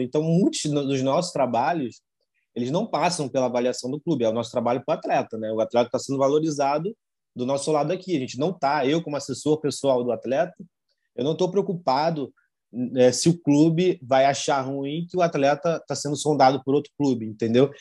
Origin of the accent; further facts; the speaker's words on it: Duque de Caxias, Rio de Janeiro, Brazil; eu venho de Caxias, né, de uma zona que eu posso dizer que, que nunca vi ninguém falar para mim de, jornalismo